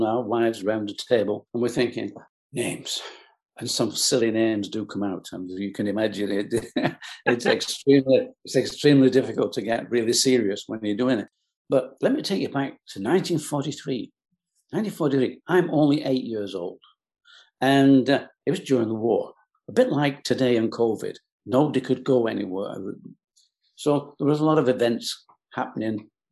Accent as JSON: {"language": "English", "region": "England", "country": "United Kingdom", "tie": "born or raised there", "said": "I was born in England, in the UK"}